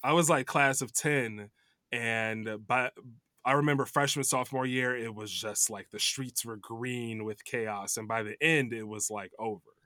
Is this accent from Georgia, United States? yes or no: no; Chicago suburbs, Illinois, United States; moved away as an adult; also born or lived in New York; now in Los Angeles, United States; I grew up in Chicago suburbs